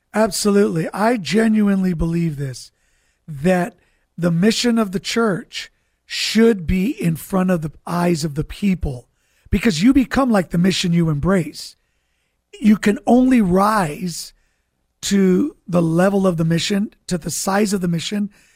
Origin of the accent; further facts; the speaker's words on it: Santa Barbara, California, United States; moved away as an adult; now in San Diego, United States; Originally, I'm from Santa Barbara, California